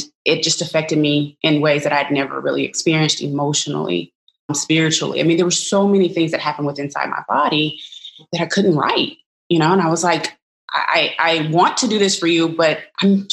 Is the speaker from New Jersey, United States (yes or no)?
no; Arkansas, United States; I'm a Black woman of mathematics from the South. I'm from Arkansas